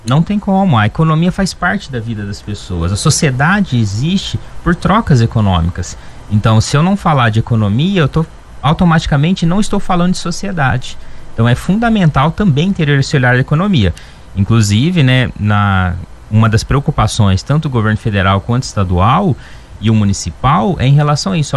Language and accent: Portuguese; Ribeirão Preto region, interior of São Paulo, Brazil; now in Varginha, Brazil; eu sou lá do interior de São Paulo, de ribeira, da região de Ribeirão Preto.